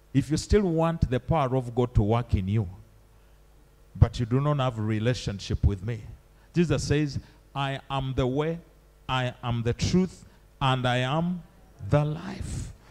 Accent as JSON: {"language": "English", "country": "Uganda", "said": "I'm from Uganda"}